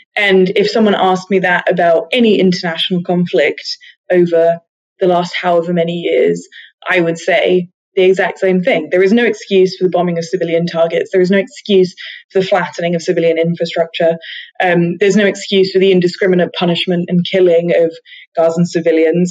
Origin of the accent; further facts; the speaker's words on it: United Kingdom; British Jewish people